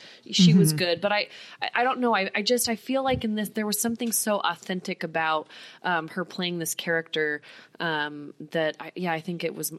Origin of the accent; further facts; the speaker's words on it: Colorado, United States; moved away; I'm from Colorado. And so that was my neighborhood in Colorado.